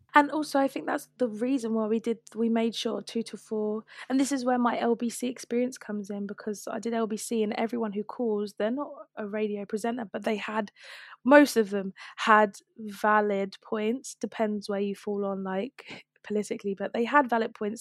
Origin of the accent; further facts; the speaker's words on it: London, United Kingdom; I'm from South London, I've grown up here